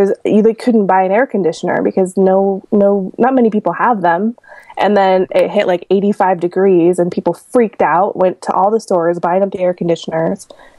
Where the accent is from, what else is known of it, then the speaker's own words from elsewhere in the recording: Oregon, United States; I'm from Oregon, not Oregon. You can't say Oregon. That's not a real place. It doesn't exist. I live about about 60 minutes south of Portland.